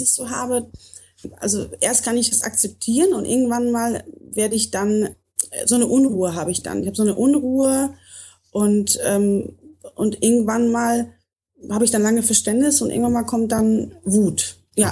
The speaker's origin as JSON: {"language": "German", "region": "North Rhine-Westphalia", "country": "Germany", "tie": "born or raised there", "also_born_or_lived": "Poland / Bavaria", "moved": "yes", "lives_now": "Munich, Germany", "said": "bin woanders auch geboren und ähm, bin in Nordrhein-Westfalen aufgewachsen"}